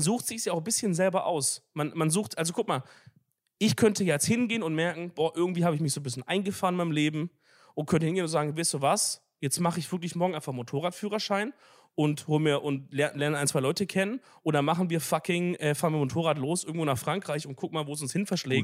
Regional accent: Swabia, Baden-Württemberg, Germany; dass ich ein Schwab bin

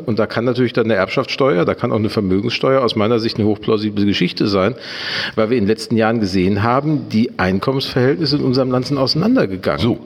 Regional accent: Gelsenkirchen, North Rhine-Westphalia, Germany; moved away as an adult; also born or lived in Dortmund; now in Hamburg, Germany; Ich bin in Gelsenkirchen groß geworden

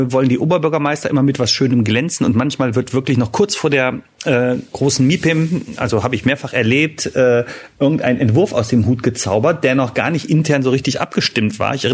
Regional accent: Düsseldorf, North Rhine-Westphalia, Germany; Eine kurze Frage als Düsseldorfer.

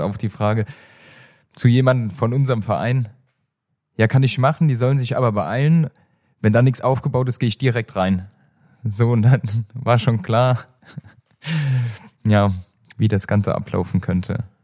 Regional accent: Germany; bei uns in Deutschland

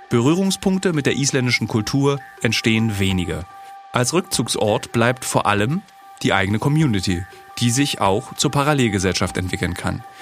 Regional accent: Germany; in welcher privilegierten Position wir uns als Deutsche befinden, sogar wenn wir in andere Länder auswandern.

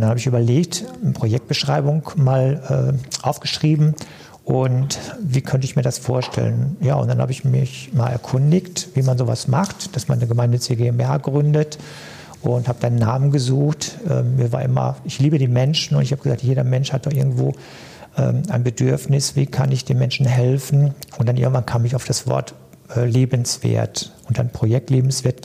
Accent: Cappenberg, North Rhine-Westphalia, Germany; moved away as an adult; also born or lived in Duisburg-Hamborn; now in Duisburg, Germany; ich komme gebürtig aus Kappenberg, äh, in der Nähe von zwischen Münster und Dortmund

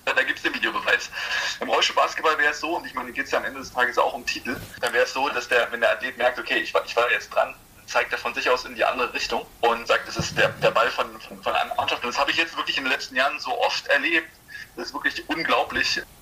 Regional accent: Perleberg, Brandenburg, Germany; moved away; Ursprünglich komme ich ja aus Perleberg. Das ist äh, in, in, Brandenburg.

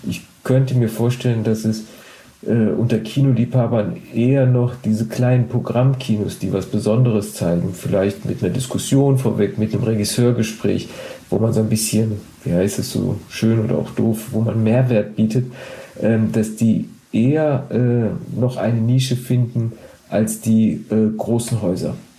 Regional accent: Duisburg, North Rhine-Westphalia, Germany; ich bin in Duisburg geboren

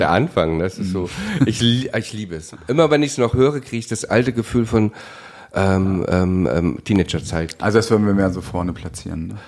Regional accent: East Germany, Germany; ich bin Ossi

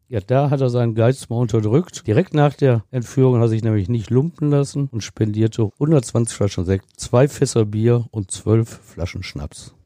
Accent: Ruhr area, North Rhine-Westphalia, Germany; bei uns im Ruhrgebiet

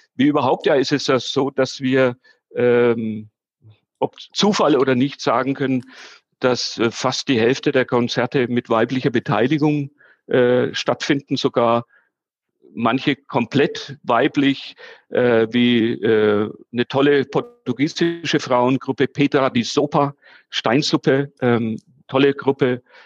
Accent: Nuremberg, Bavaria, Germany; also born or lived in Fürth; ich bin im Nürnberger Westend groß geworden

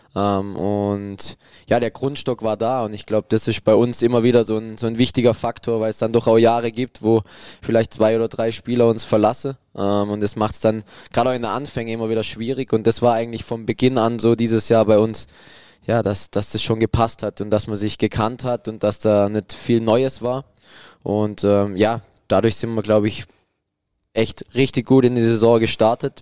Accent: a village in the Black Forest, Baden-Württemberg, Germany; es kommt dann doch nichts über mein Dorf da oben im Schwarzwald

